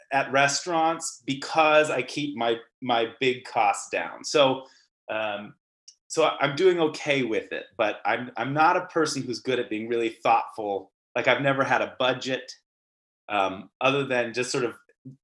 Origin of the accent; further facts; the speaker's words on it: Seattle, Washington, United States; also born or lived in Boston / New York / Bay Area / Providence; I'm based in Seattle, Washington, which is also where I grew up